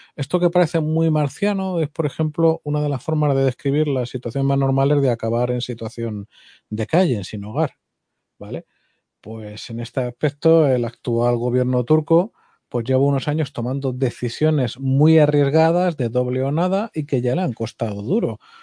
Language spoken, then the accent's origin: Spanish; Spain; como español